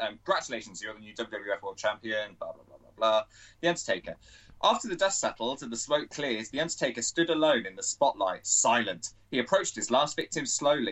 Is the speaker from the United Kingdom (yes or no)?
yes; United Kingdom; we're British